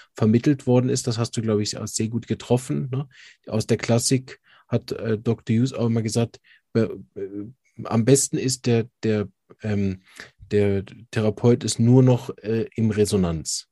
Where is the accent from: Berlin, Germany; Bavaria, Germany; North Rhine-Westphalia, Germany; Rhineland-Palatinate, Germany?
Berlin, Germany; moved away; ich komme ja ursprünglich aus Berlin